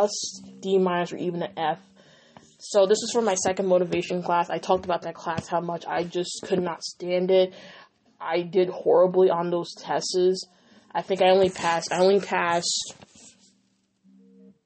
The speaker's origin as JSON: {"language": "English", "area": "Dutchess County", "region": "New York", "country": "United States", "tie": "born or raised there"}